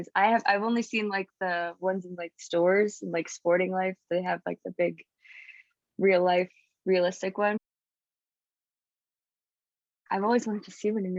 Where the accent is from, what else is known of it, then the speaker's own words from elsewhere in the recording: Toronto, Ontario, Canada; I'm from Toronto